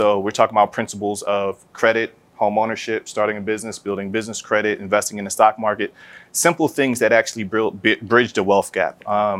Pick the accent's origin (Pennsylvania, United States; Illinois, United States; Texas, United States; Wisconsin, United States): Pennsylvania, United States; Philadelphia; So I'm originally from West Philadelphia, born and raised.